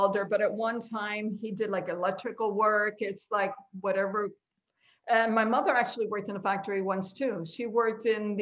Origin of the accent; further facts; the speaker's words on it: Chicago, Illinois, United States; I am a Humble Park girl at heart. You can't take the Humble Park out of me, and I don't want